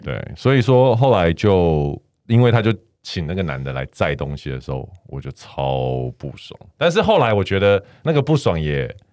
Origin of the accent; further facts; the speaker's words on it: Taiwan; also born or lived in Canada; 可是台湾的同学，就是我们台湾人